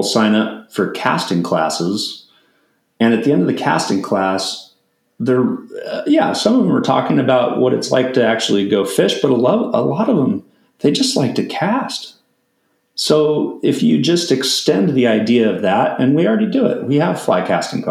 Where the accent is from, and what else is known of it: United States